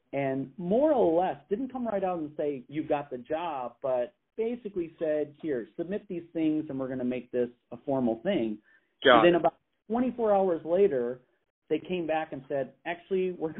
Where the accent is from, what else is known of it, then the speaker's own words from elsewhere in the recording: Indiana, United States; now in Illinois, United States; as a kid growing up in Indiana, I lived very close to Notre Dame